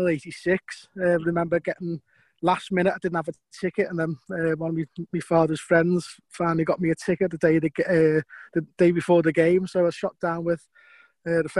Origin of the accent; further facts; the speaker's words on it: Liverpool, North West England, United Kingdom; I was born in Lowell Street, just off County Road there. So that's close to Goodison Park.